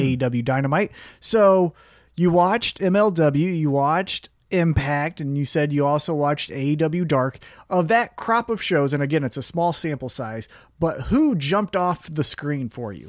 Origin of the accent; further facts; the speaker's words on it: United States; I'm American